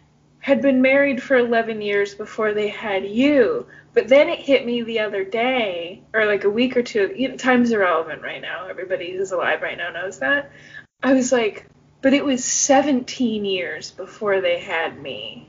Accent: Southeast Michigan, United States; also born or lived in Nashville; All of mom's family lives in Michigan, which is where we're from Southeast Michigan.

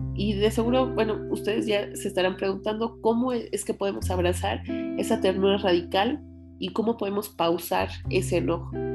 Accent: Mexico; por la realidad que vivimos como mexicanas

